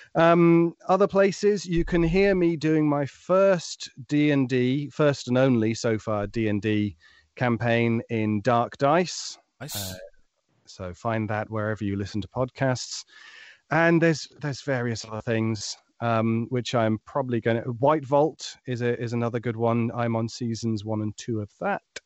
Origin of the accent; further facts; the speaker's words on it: United Kingdom; being a Brit in a very American-dominated world